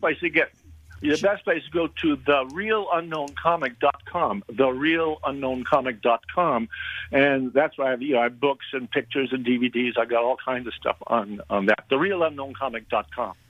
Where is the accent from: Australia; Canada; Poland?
Canada; Montreal, Quebec; my hometown of Montreal